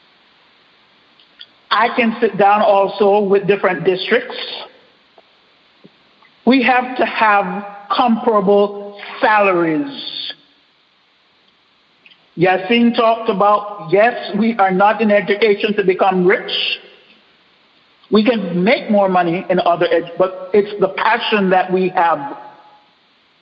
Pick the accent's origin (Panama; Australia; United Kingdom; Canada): Panama; moved away as an adult; now in Dallas, United States; I'm Panamanian. I grew up in Panama